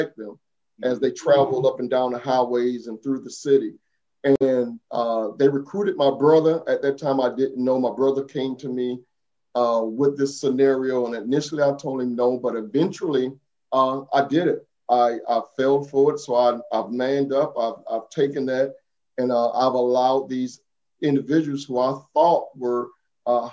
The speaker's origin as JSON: {"language": "English", "town": "Savannah", "region": "Georgia", "country": "United States", "tie": "born or raised there", "said": "Growing up in Savannah, Georgia"}